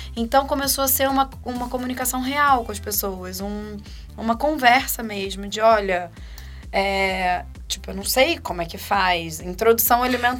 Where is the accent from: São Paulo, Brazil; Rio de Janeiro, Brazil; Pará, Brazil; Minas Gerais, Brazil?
Rio de Janeiro, Brazil; moved away as an adult; now in Campinas, Brazil; sou carioca, sempre morei no Rio, até cinco anos atrás